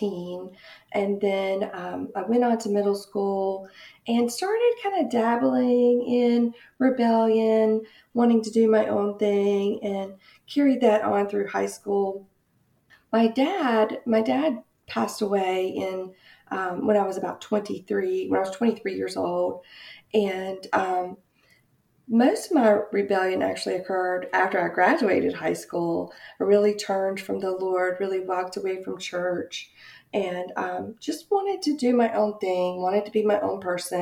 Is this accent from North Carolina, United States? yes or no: yes; Goldsboro, North Carolina, United States; also born or lived in Raleigh, North Carolina; I grew up in a small town in North Carolina, Goldsboro, North Carolina.